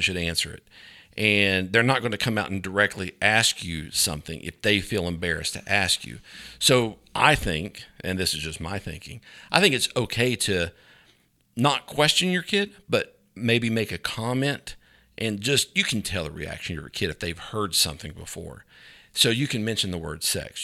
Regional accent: Grundy, Virginia, United States; I grew up in Virginia

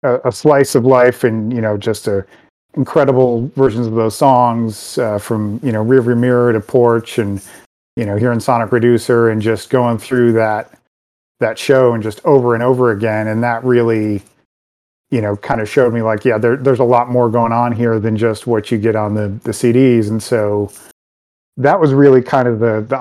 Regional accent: Detroit, Michigan, United States; I grew up out in Detroit, and this was at Car City Records.

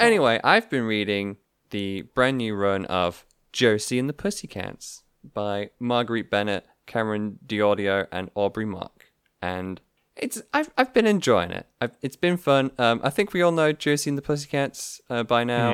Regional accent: United Kingdom; being British people

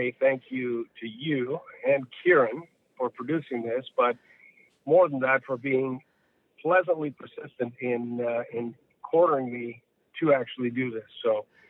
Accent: Toronto, Ontario, Canada; also born or lived in Quebec / New Brunswick; I was born in Toronto at Lapsley Street, North York General, and we lived in Ontario.

